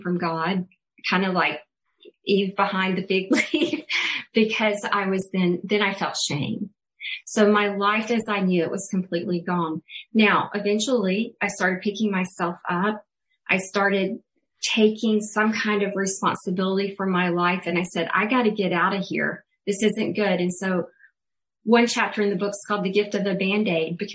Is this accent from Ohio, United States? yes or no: no; Alabama, United States; I'm from Alabama originally, had a Southern Baptist kind of background